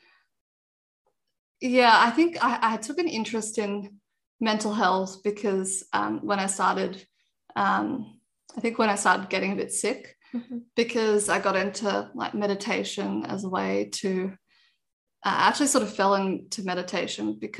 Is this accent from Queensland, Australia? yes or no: no; Sydney, New South Wales, Australia; also born or lived in Canberra; I grew up in Sydney, been here all my life